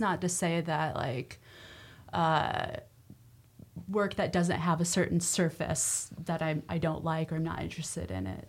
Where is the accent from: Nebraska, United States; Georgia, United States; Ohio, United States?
Nebraska, United States; moved away; growing up in Nebraska